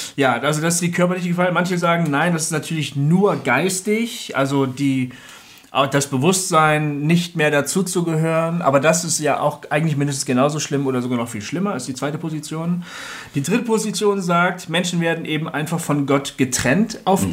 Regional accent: Bremen, Germany; bei uns in Bremen, wo ich herkomme

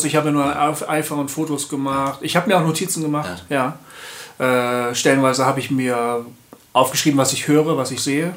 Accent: Bremen, Germany; moved away; weggegangen bin ähm, aus Hochding, da habe ich den Stadtteil irgendwie hinter mir gelassen und versucht zu vergessen. Meine Eltern leben da zwar immer noch

